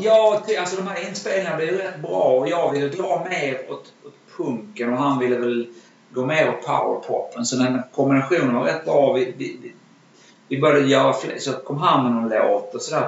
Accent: Malmö, Skåne, Sweden; min uppväxt i Malmö

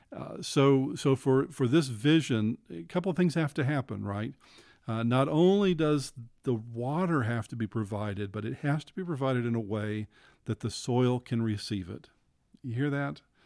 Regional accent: Abilene, Texas, United States; moved away; I grew up in West Texas. I grew up in Abilene

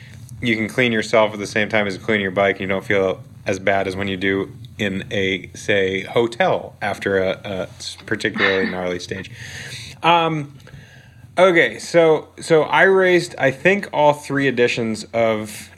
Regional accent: New England, United States; also born or lived in Girona, Spain; now in Vermont, United States; So here I am in Vermont. I'm born and raised in New England.

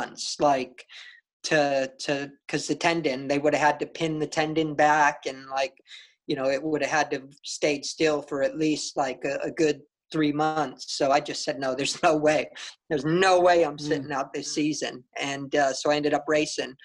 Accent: San Diego, California, United States; in my home state, in my hometown in San Diego

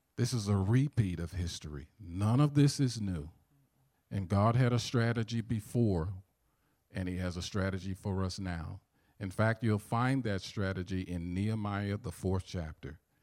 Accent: St. Louis, Missouri, United States; accent: southern; I do have a southern accent because I'm from St. Louis, Missouri

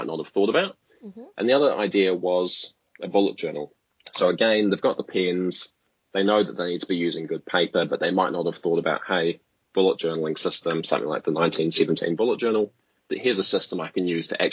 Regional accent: Blenheim, Marlborough, New Zealand; I'm from Blenheim. It's a small town at the top of the South Island

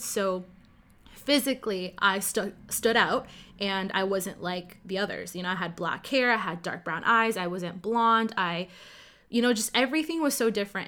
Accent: Ottawa, Ontario, Canada; first language Cantonese; English is a second language; I'm born and raised in Ottawa, Canada

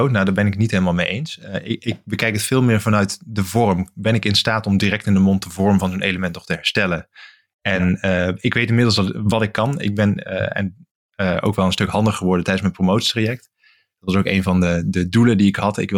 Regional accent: Limburg, Netherlands; now in Groningen, Netherlands; Ik ben eigenlijk na mijn studie blijven hangen eh, in Groningen. Ik kom oorspronkelijk uit Limburg, dus ik ben ook een beetje uit de route geraakt.

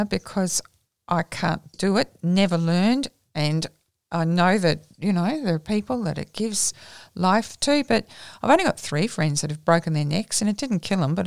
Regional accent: Australia; we're Australian, and there's something in our culture that insists on us doing this

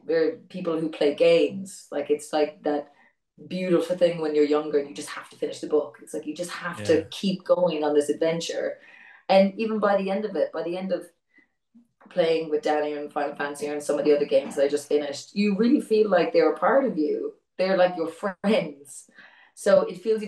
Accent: Ireland; as an Irish person

